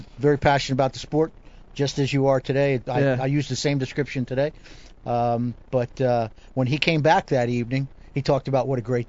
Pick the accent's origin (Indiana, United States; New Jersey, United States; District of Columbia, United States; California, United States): New Jersey, United States; Because I was from Jersey, I was getting a lot of questions about you.